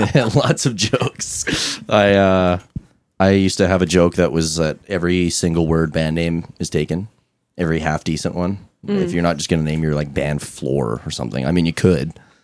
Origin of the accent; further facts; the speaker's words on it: Fort McMurray, Alberta, Canada; moved away as an adult; now in Edmonton, Canada; I'm originally from Fort McMurray. And I moved down here with our former bass player, right during COVID. And it was like in a really small, crappy industrial town, like Fort Mac.